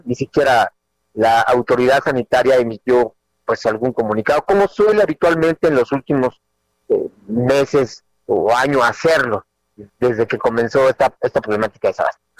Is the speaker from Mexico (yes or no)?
yes; Mexico; los mexicanos no creemos